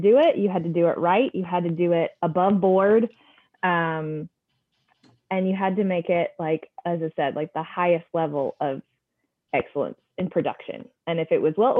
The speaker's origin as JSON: {"language": "English", "town": "Atlanta", "region": "Georgia", "country": "United States", "also_born_or_lived": "New York", "moved": "as an adult", "lives_now": "Charlotte, United States", "said": "originally I'm from Atlanta. That's where we were for many years"}